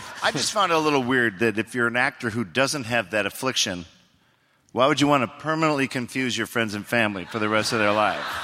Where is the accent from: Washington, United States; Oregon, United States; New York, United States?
Oregon, United States; I'm from Oregon